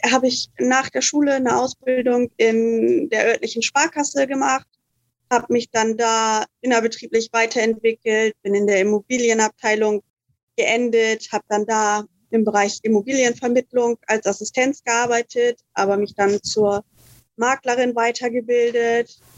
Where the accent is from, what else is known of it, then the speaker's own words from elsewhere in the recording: Germany; now in Fiji; Wie gesagt, ich komme aus Deutschland, bin 2018 nach Fidschi gekommen